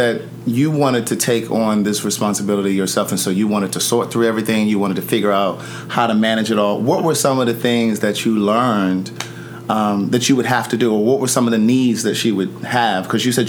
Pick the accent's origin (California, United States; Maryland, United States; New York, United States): Maryland, United States; Baltimore; I'm from Baltimore.